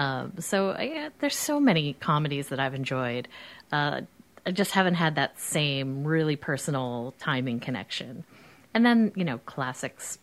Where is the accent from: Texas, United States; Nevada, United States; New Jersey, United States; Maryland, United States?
New Jersey, United States; I'm from New Jersey